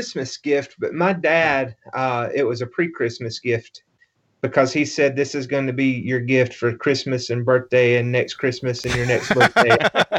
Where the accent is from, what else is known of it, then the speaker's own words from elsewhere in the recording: Mississippi, United States; moved away as an adult; now in Iowa, United States; I'm from Mississippi. I live in Iowa now